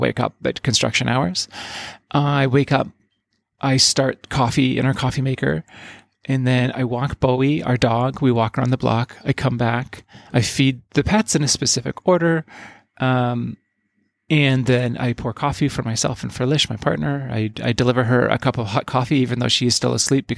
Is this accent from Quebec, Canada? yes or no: no; Yukon, Canada; my life growing up in the Yukon, which is where I sort of came of age.